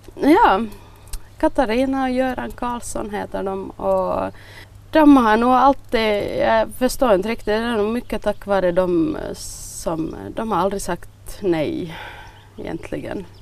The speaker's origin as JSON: {"language": "Swedish", "town": "Bromarv", "region": "Uusimaa", "country": "Finland", "tie": "born or raised there", "also_born_or_lived": "Överby / Ostrobothnia", "said": "jag är, jag är född i eh, Överby egentligen, där mamma och pappa var sån lärare. Och så flyttade de till Bromarv när jag var halvt år gammal. Så jag har nog nästan bott här hela, hela livet."}